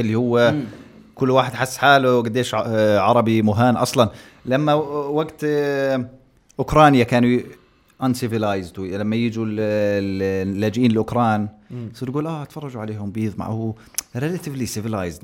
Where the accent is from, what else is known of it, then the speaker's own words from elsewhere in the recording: Jordan; أنا كأردني